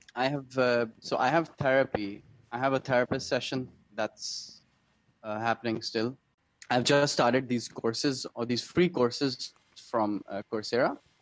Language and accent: English; Pakistan; also born or lived in Denmark; as a Pakistani